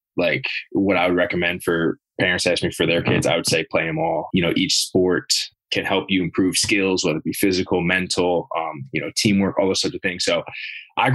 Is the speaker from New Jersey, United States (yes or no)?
yes; Long Valley, New Jersey, United States; moved away as an adult; now in Maryland, United States; I grew up in Long Valley, yeah, Morris County